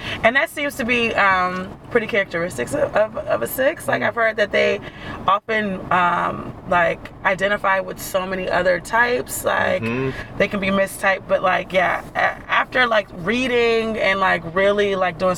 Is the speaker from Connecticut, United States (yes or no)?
yes; Connecticut, United States; moved away as an adult; now in Richmond, United States; I'm from Connecticut originally. I've lived in Richmond for about 8 years